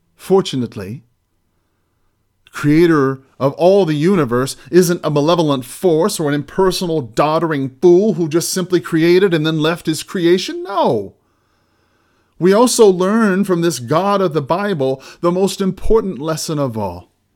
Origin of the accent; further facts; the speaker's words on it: United States; as American Christians